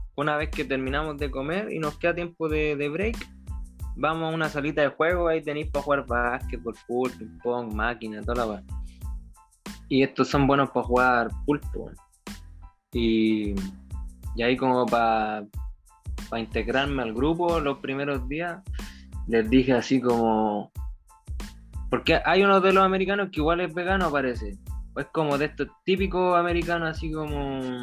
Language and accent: Spanish; Chile; now in United States; en la misma casa mía, pues allá en Chile